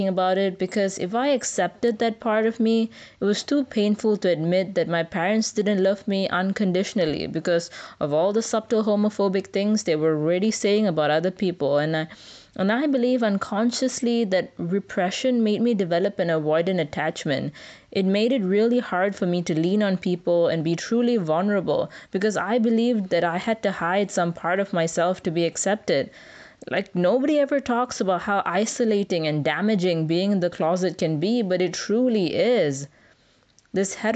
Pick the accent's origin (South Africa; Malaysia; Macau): Malaysia; Growing up in Malaysia in the 2000s